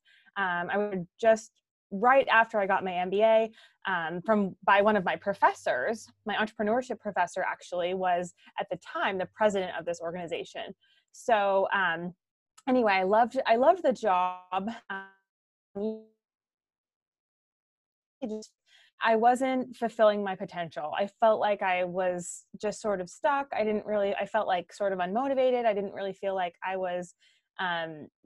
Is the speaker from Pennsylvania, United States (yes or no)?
no; Orange County, California, United States; moved away as an adult; now in Guatemala; I'm originally from Orange County, California, and I live with my husband, actually now in Guatemala